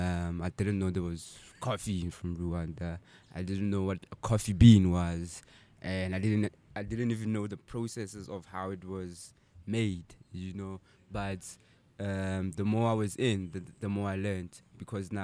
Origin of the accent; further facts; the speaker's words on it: Sasolburg, Free State, South Africa; I'm from Sasol